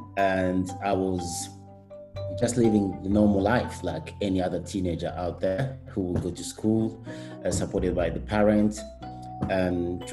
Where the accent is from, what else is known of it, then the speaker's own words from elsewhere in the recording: Rwanda; now in United Kingdom; I was born in Rwanda.